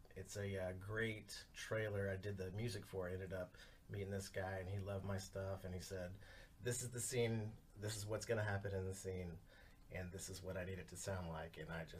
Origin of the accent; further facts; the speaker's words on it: Dallas, Texas, United States; born there; I was born in Dallas.